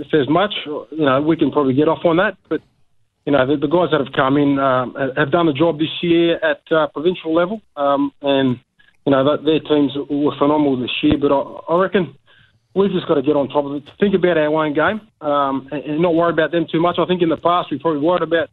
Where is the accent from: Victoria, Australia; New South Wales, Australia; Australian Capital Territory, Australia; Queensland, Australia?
Queensland, Australia; Brisbane; I grew up in Brisbane